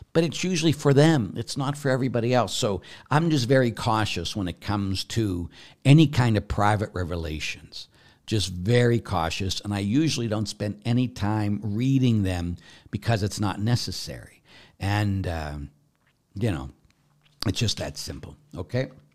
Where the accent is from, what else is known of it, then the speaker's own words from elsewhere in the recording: Pittsburgh, Pennsylvania, United States; I was brought up in the Catholic Church, and I went to a Catholic grade school, Saint Ambrose on the north side of Pittsburgh